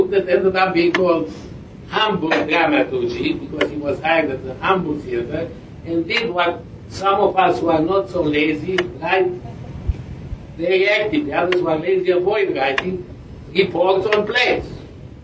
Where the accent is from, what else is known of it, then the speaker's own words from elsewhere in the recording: Romania; moved away as an adult; I am from Romania, but I have been in Romania since 71 when I left